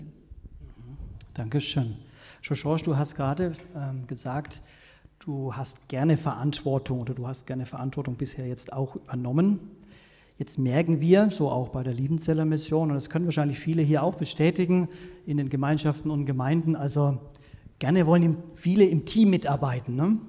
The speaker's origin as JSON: {"language": "German", "area": "Franconia", "region": "Bavaria", "country": "Germany", "said": "ich komme aus Franken"}